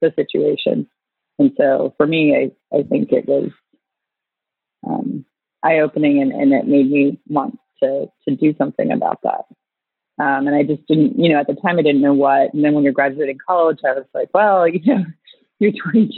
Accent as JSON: {"language": "English", "town": "Fort Lauderdale", "region": "Florida", "country": "United States", "tie": "born or raised there", "said": "I grew up in Fort Lauderdale, Florida"}